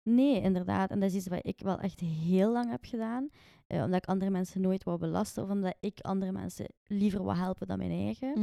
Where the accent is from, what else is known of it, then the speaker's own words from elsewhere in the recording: Ghent, Flanders, Belgium; ik ben eigenlijk van Gent geboren en getogen